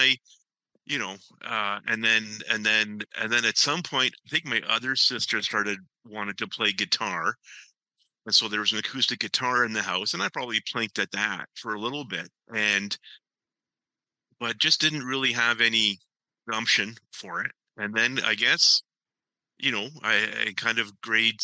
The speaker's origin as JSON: {"language": "English", "town": "Ancaster", "region": "Ontario", "country": "Canada", "tie": "born or raised there", "said": "I grew up in Ancaster."}